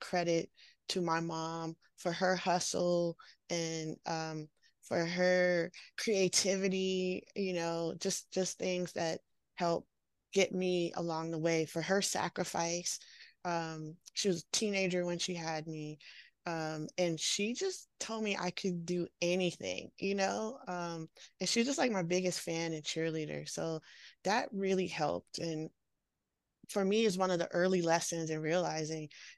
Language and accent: English; Washington, D.C. area, Northern Virginia, United States; now in San Francisco Bay Area, United States; I'm from the Washington, D.C. area, Northern Virginia, right outside of Washington, D.C., and grew up there